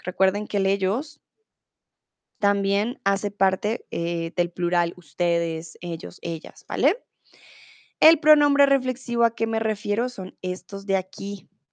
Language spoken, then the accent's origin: Spanish; Bogotá, Colombia; Soy de Colombia, soy de Bogotá